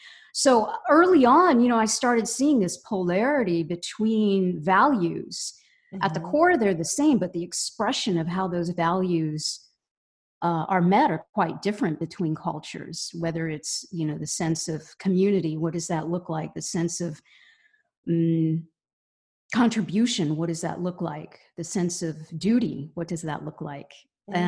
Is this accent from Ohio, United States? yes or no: yes; Cincinnati, Ohio, United States; also born or lived in Bombay, India; In Cincinnati, Ohio. Yeah. Okay. So I grew up there and went to college there.